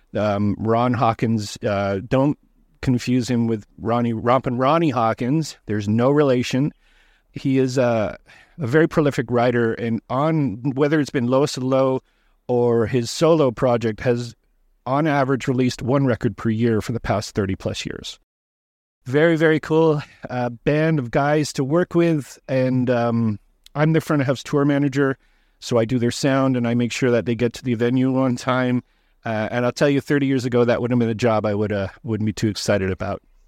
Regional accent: Toronto, Ontario, Canada; I'm from Toronto.

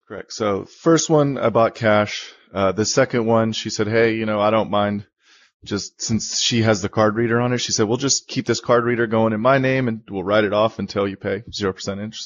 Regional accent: Bay Area, California, United States; moved away as an adult; now in Sacramento, United States; I grew up in the Bay Area.

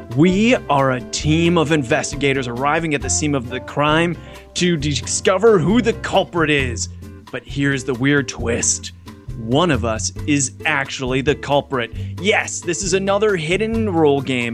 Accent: United States; now in Hong Kong; I'm an American in Hong Kong

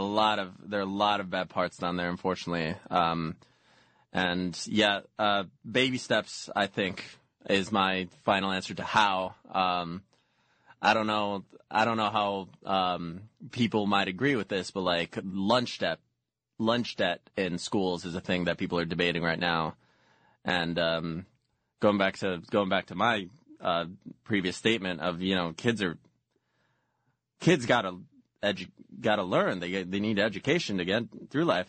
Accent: Mexico; moved away; growing up in Mexico

